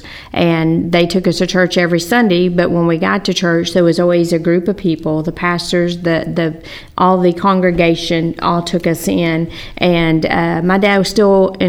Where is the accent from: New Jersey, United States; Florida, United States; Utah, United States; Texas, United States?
Texas, United States; Wylie; I grew up in Wiley and graduated from Wiley High School mm-hmm. and was in Wiley all my life until me and Ronnie got married.